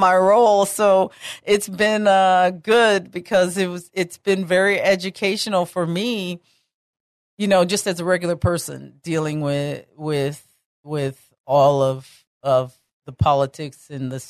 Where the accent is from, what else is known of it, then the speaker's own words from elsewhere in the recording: Texas, United States; I'm Texan through and through, right down to my cowgirl boots